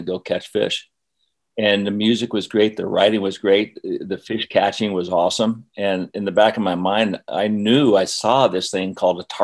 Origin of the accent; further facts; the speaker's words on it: Aspen, Colorado, United States; also born or lived in Florida; I was from Aspen